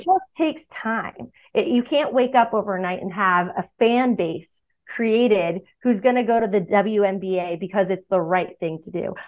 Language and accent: English; Boston, Massachusetts, United States; I'm a Red Sox fan because I grew up in Boston